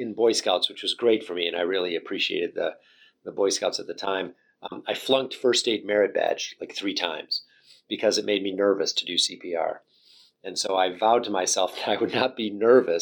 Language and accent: English; St. Johns, Michigan, United States; moved away as an adult; now in Boston, United States; I'm from a small town in Michigan called St. John's, Michigan, a town of about 5,000 people. And I grew up in Michigan